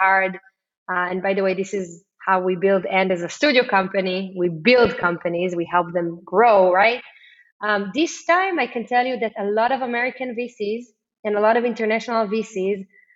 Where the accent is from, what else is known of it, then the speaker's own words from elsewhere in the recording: Israel; growing up in Israel and being an Israeli